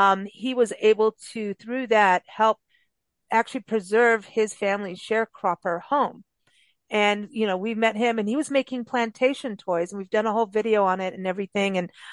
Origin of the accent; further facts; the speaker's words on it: Kenya; moved away; also born or lived in South Africa; most of my life, I was raised in Kenya and South Africa.